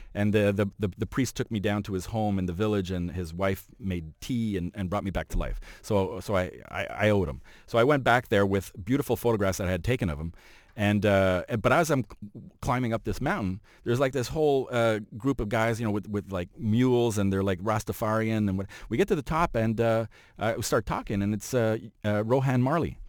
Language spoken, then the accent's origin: English; Montreal, Quebec, Canada; now in Toronto, Canada; I'm from Montreal